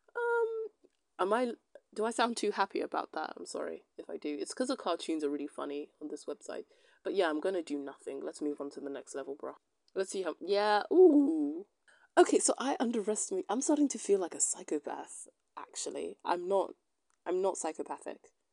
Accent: United Kingdom; I'm a British citizen

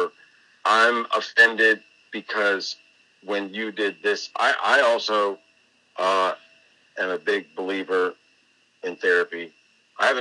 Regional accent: Tampa, Florida, United States; moved away as an adult; also born or lived in New England; moving back to my home state, my own old stomping grounds in Tampa, Florida.

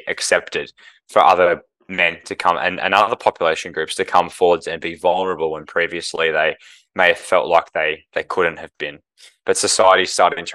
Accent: Melbourne, Victoria, Australia; moved away as an adult; now in Brisbane, Australia; I grew up in Melbourne as a St Kilda supporter

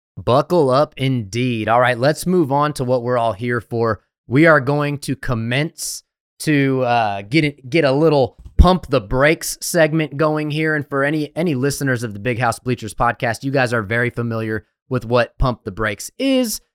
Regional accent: Texas, United States; I'm from Texas

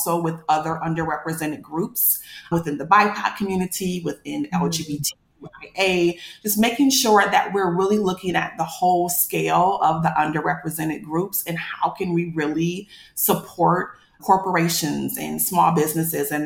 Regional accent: Battle Creek, Michigan, United States; I'm a brand new fundraiser for a nonprofit in my hometown, Battle Creek, Michigan

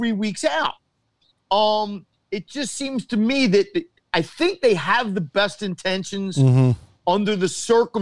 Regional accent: United States; as an American sport fan

